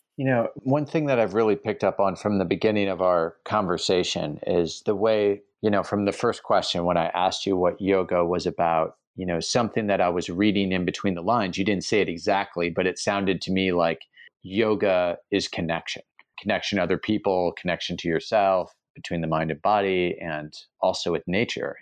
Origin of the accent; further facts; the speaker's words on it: United States; moved away; as an American who lives abroad